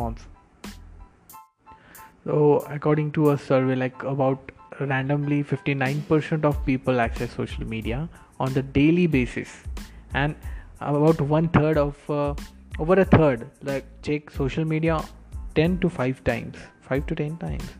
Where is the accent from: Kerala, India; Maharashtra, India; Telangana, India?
Maharashtra, India; Karad; also born or lived in Pune; also in Karad, my hometown